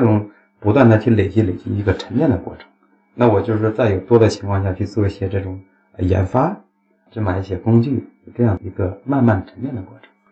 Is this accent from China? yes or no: yes; China; 其实我们中国人还是很团结，还是很积极的。